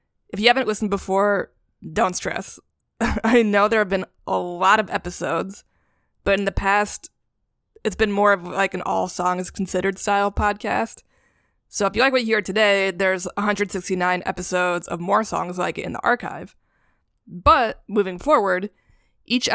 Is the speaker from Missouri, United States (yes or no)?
no; New York City, New York, United States; born and raised in New York City